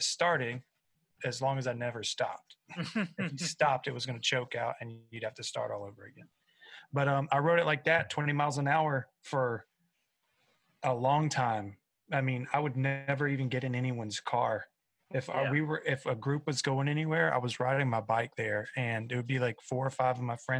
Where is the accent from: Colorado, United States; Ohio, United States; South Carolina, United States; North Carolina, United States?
South Carolina, United States; I am a buzzard from South Carolina